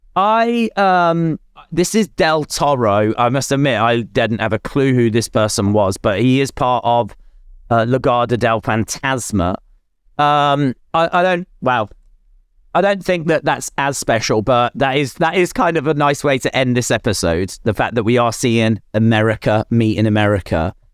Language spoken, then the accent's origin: English; United Kingdom; I'm British